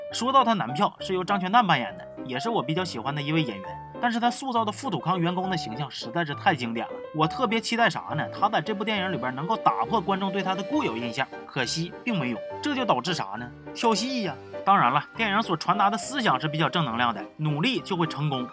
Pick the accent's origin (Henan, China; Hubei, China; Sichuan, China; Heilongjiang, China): Heilongjiang, China; Wuchang; moved away; 我老家五常一共就仨电影院